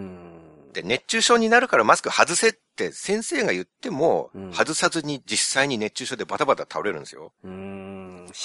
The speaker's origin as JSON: {"language": "Japanese", "country": "Japan", "tie": "born or raised there", "said": "日本で生まれ育った日本人"}